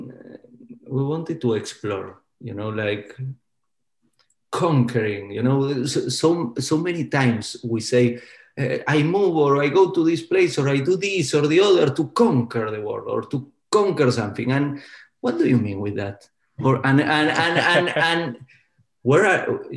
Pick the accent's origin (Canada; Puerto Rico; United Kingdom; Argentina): Argentina; now in New York, United States; I grew up in Argentina.